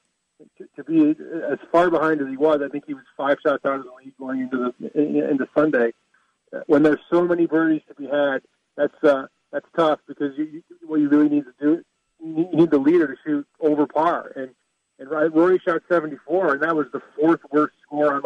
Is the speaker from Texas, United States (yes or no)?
no; Michigan, United States; when I was growing up in Michigan